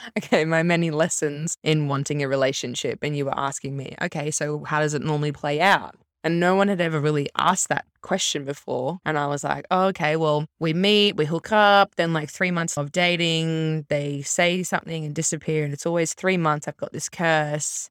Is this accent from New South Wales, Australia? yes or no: no; Brisbane, Queensland, Australia; also born or lived in Melbourne; Grew up in Melbourne, moved up to Brisbane when I was, like, eight, went to school up there